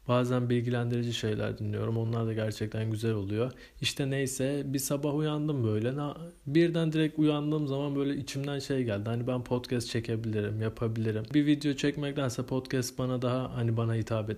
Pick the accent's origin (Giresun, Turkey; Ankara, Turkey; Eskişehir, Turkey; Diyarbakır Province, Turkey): Giresun, Turkey; also born or lived in Istanbul; Doğma büyüme Giresunluyum.